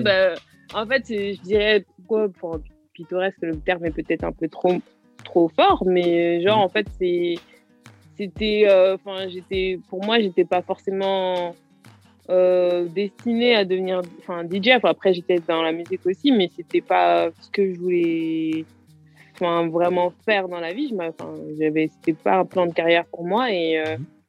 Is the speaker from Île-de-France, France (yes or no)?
yes; Garges-lès-Gonesse, Île-de-France, France; je, suis de Garges, en 95, Garges des Gonesse. D'accord. J'ai grandi là-bas moi j'ai grandi là-bas